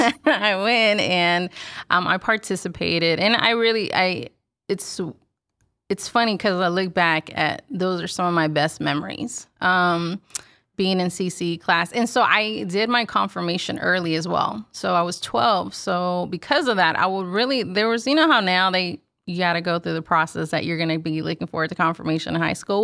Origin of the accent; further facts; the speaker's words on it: Houston, Texas, United States; born and raised in Houston, Texas.